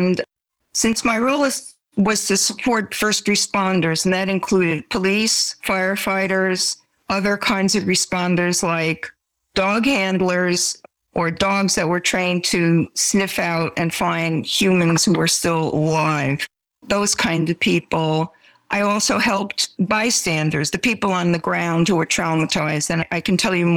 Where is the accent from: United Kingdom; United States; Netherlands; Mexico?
United States; New York City, New York; moved away as an adult; now in Santa Clara County, United States; I am a New Yorker, because I grew up in that area, because I went to college in New York